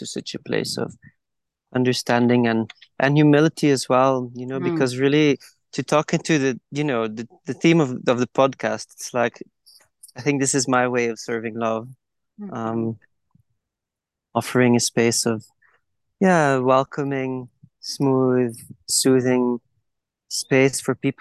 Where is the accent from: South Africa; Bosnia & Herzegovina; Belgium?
Belgium; moved away as an adult; also born or lived in Guatemala; I grew up in Belgium